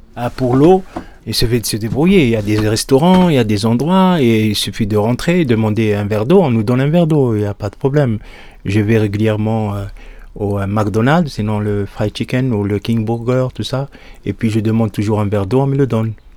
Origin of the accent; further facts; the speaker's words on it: Souk Ahras, Souk Ahras Province, Algeria; now in Lyon, France; Moi, je suis né à Soukaras, en Algérie. J'ai grandi là-bas aussi